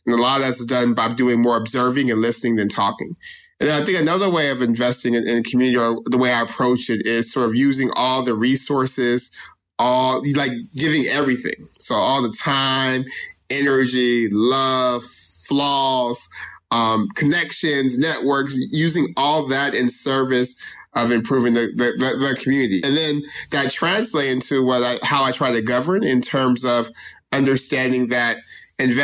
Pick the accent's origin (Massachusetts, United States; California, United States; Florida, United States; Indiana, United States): California, United States; Stockton; someone who was born and raised in Stockton